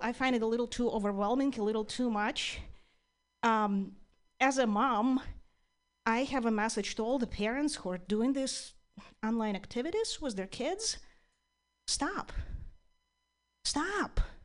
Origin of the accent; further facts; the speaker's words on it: Ukraine; now in United States; I'm originally from Ukraine